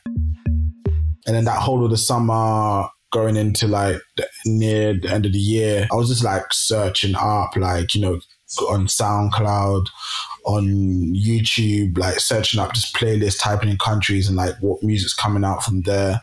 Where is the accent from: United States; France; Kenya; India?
Kenya; now in London, United Kingdom; I'm from Kenya originally, and both my parents are from the Luo tribe